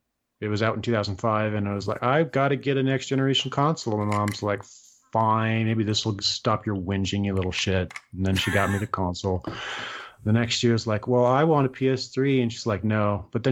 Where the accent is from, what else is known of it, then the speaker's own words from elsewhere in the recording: United States; I'm American.